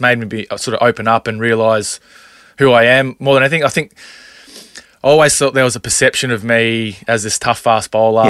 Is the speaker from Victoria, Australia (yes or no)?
no; Townsville, Queensland, Australia; growing up in Townsville